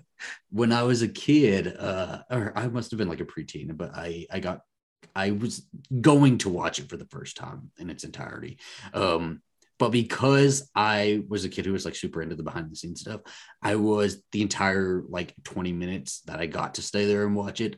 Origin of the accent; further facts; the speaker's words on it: Texas, United States; I'm from Texas